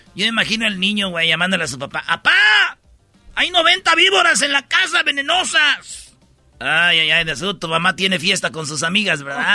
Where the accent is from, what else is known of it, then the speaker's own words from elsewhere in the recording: Mexico; soy mexicano, amo mi selección